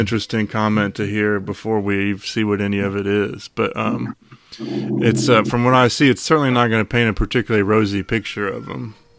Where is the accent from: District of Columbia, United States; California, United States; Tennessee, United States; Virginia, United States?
Virginia, United States; Charlottesville; growing up in Charlottesville